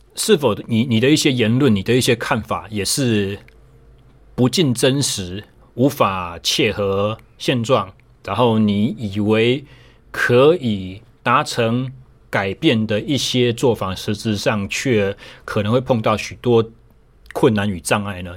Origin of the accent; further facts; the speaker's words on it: Taichung, Taiwan; 我回到了我的家乡台中，我重新成为了一位自由教练